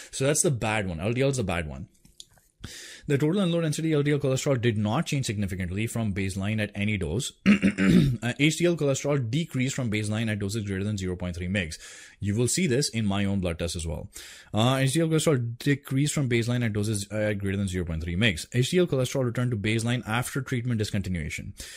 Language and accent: English; India; I'm Indian